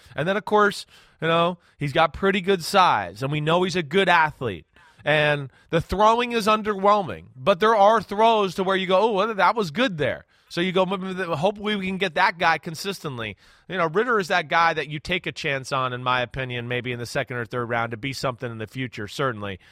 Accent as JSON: {"language": "English", "region": "New Jersey", "country": "United States", "said": "I'm from New Jersey like Kyrie Irving."}